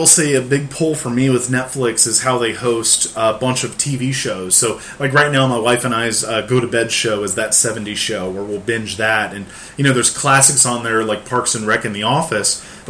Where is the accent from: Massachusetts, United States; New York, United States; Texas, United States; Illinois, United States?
Illinois, United States; Central; moved away; Where I was raised in Central Illinois. I was very close to Six Flags.